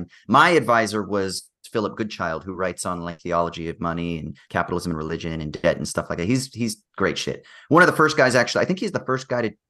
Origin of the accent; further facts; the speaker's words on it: California, United States; growing up in the United States, even though I'm from California, which is, pretty relatively progressive compared to the rest of the country